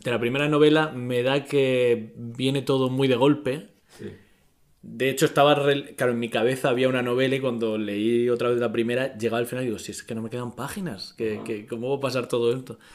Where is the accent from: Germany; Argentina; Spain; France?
Spain; Murcia, Region of Murcia; soy de Murcia y en Murcia no se dice la S.